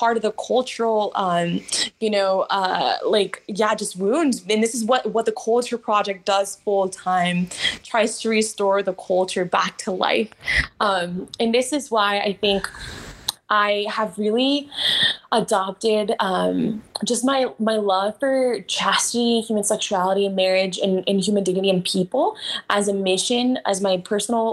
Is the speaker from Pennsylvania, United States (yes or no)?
no; Los Angeles, California, United States; I was brought up in Southeast LA to a single mom